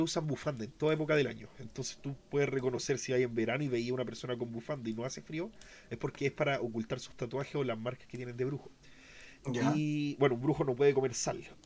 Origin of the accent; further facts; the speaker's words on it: Chile; Nosotros somos de Chile